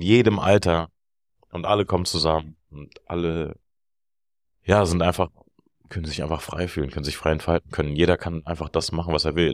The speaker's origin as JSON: {"language": "German", "region": "Berlin", "country": "Germany", "said": "ich bin aus Berlin"}